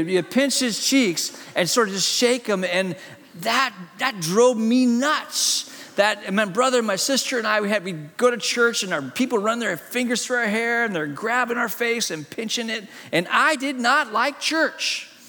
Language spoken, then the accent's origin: English; Hong Kong; born there; As a kid, my parents are missionaries in China. I was born in Hong Kong.